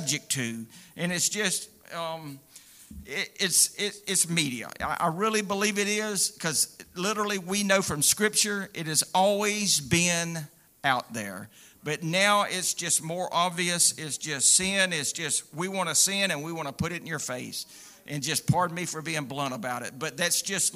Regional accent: United States; I'm proud to be an American. I really am

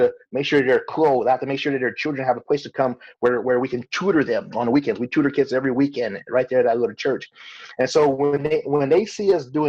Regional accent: Los Angeles, California, United States; we were raised in South Central Los Angeles

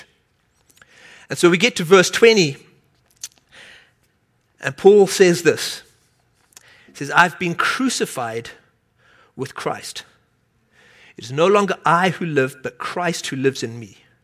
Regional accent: South Africa; moved away; I grew up in South Africa

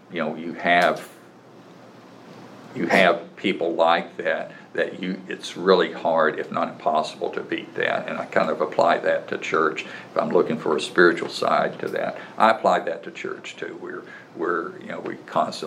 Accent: United States

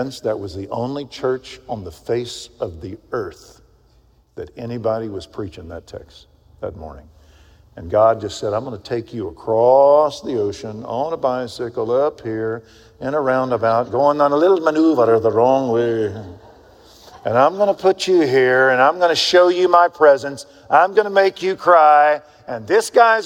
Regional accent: Texas, United States; accent: Texan; I gave him my best Texan. Yeah, I did. Where are you from? Texas

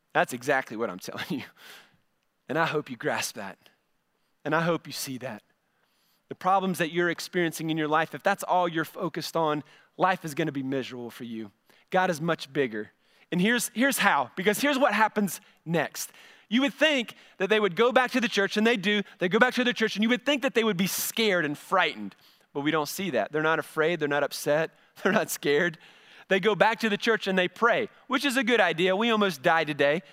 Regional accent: United States; we're an American

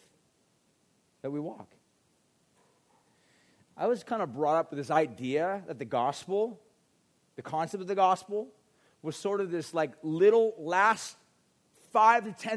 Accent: United States; as an American

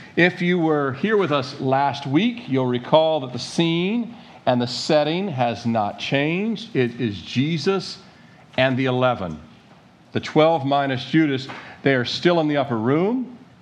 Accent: Annapolis, Maryland, United States; born in Annapolis, Maryland, 1969, into this country

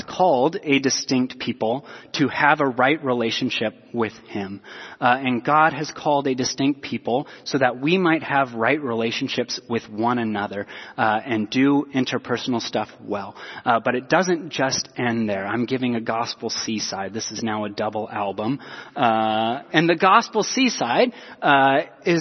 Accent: Portland, Oregon, United States; I was born in Southeast Portland

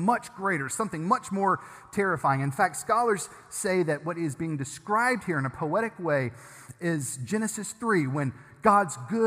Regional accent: Germantown, Tennessee, United States; I grew up in Germantown

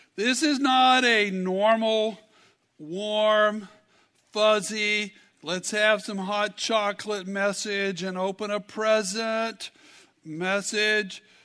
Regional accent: Kentucky, United States; I'm from Kentucky

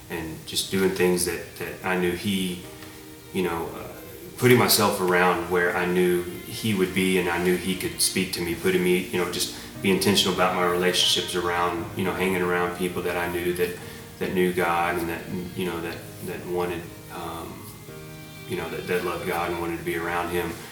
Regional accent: Abilene, Texas, United States; born there; and I was born in Abilene, Texas, 1979. Um, I'm, I guess what you call a, a, military brat.

